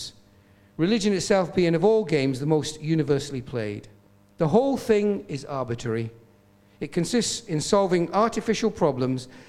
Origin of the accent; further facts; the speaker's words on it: Bishop Auckland, North East England, United Kingdom; also born or lived in Newcastle; I used to go back to church in my hometown in Bishop Auckland, where my dad and mum were pastoring